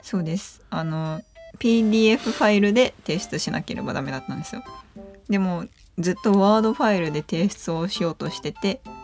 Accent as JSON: {"language": "Japanese", "region": "Tokushima", "country": "Japan", "tie": "born or raised there", "said": "徳島県出身です"}